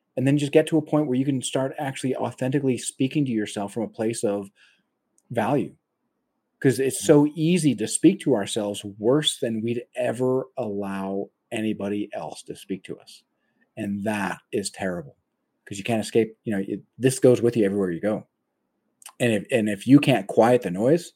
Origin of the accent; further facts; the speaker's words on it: United States; my frame of reference is an American